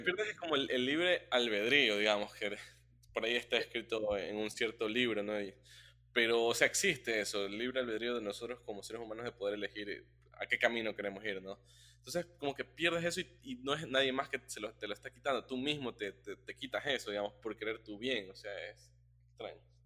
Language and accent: Spanish; Ecuador; como, como ecuatorianos